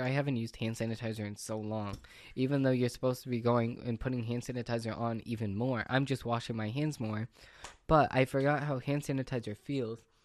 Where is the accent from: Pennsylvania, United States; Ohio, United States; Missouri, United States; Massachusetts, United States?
Massachusetts, United States; I'm from Massachusetts